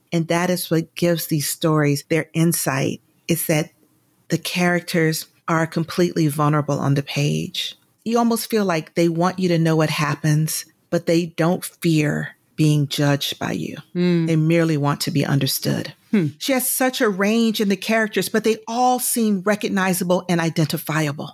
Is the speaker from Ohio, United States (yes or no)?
no; Atlanta, Georgia, United States; moved away as an adult; also born or lived in New York; I'm from Atlanta, I am a Georgia peach